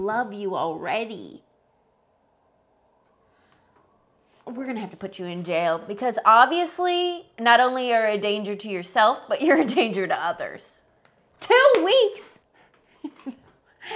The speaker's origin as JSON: {"language": "English", "region": "rural Midwest", "country": "United States", "said": "I am not from the South. I am from the rural Midwest."}